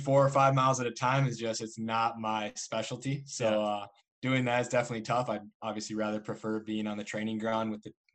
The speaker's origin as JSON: {"language": "English", "town": "Eagan", "region": "Minnesota", "country": "United States", "tie": "born or raised there", "said": "I grew up in Eagan, born and raised in Eagan"}